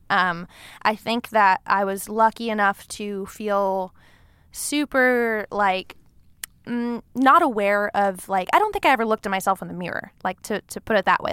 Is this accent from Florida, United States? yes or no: no; Long Beach, California, United States; moved away as an adult; now in Los Angeles, United States; I grew up in Long Beach, California.